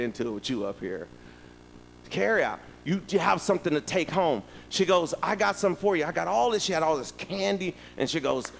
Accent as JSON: {"language": "English", "region": "Virginia", "country": "United States", "said": "I'm from Virginia"}